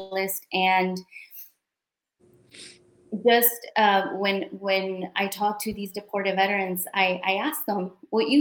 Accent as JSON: {"language": "English", "town": "Chicago", "region": "Illinois", "country": "United States", "tie": "born or raised there", "moved": "yes", "said": "I was born and raised in Chicago, in the south side of Chicago"}